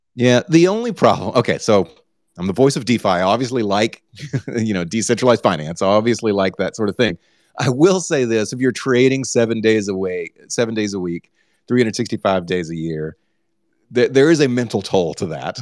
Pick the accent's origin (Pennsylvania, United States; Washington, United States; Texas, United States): Texas, United States; now I am from Texas